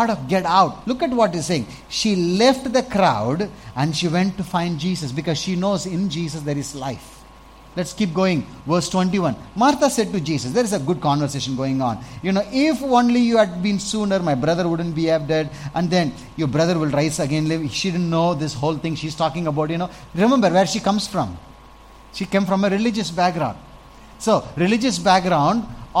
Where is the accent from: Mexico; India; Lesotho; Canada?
India; Salem, Tamil Nadu; I grew up in Salem